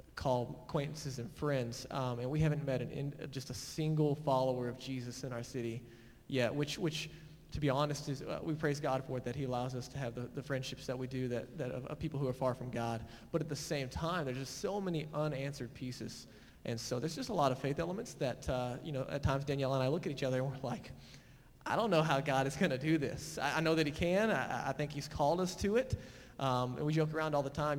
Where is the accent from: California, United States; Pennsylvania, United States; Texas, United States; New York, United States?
Texas, United States; Fort Worth; moved away as an adult; now in Boulder, United States; we grew up mostly in the Keller area, Fort Worth, Saginaw